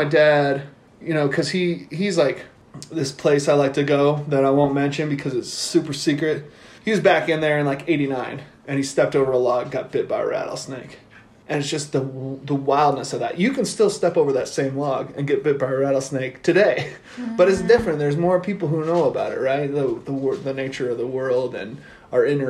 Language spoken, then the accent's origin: English; Lander, Wyoming, United States; also born or lived in Torrington, Wyoming; So my parents moved here in 83 when I was 4 years old